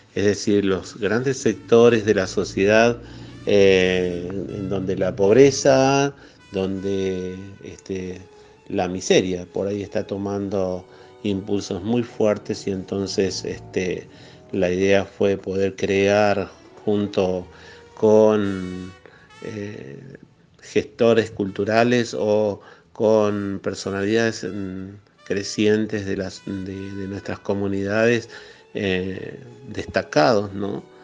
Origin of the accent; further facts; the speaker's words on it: San Rafael, Mendoza, Argentina; un oasis en el sur de la provincia de Mendoza, como son todos los, los oasis de nuestra región